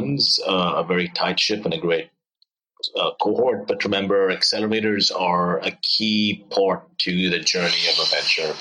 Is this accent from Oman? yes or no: yes; Oman; moved away as an adult; also born or lived in India / Stanford, United States; I grew up in the Middle East in Oman.